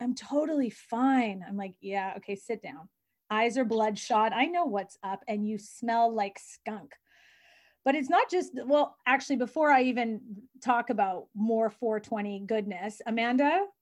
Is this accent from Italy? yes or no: no; Vancouver, British Columbia, Canada; I come from the West Coast, Vancouver